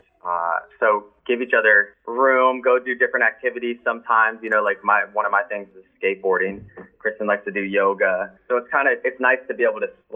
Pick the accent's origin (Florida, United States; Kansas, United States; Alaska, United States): Florida, United States; we're from Florida